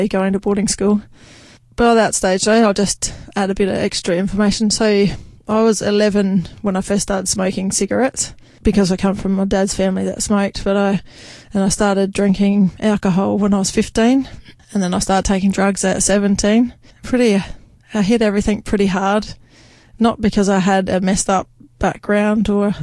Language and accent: English; Leigh Creek, South Australia, Australia; now in Meningie, Australia; Before that, I'm from a town called Lee Creek, which is a coal mining town. I spent all my childhood down there.